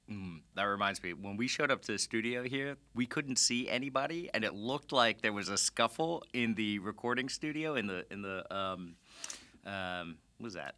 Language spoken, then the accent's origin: English; South Florida, United States; Fran and I are both P O Fs, people of Florida, meaning we were born and raised in Florida, South Florida specifically